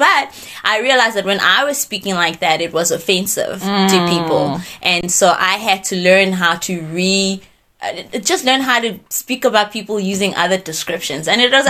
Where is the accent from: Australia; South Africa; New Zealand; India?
South Africa; also born or lived in Brazil; we grew up in South Africa